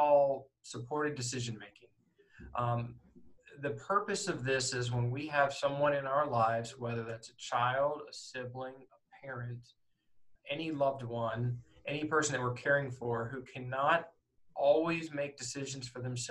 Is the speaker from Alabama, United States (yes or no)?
yes; Northport, Alabama, United States; also born or lived in Philadelphia area, Pennsylvania; I grew up in Northport. I was in the third grade when I moved there, and I am a native of Pennsylvania. Alabama is basically home